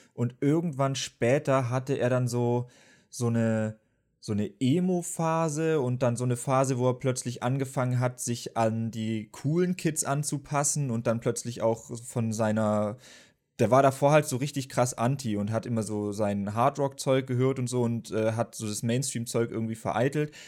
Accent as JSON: {"language": "German", "region": "Baden-Württemberg", "country": "Germany", "said": "bei uns in Baden-Württemberg war es auf jeden Fall so, dass es dann G8 gab"}